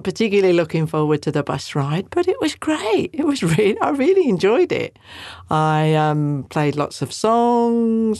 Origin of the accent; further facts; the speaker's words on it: Welsh, Wales, United Kingdom; we're Welsh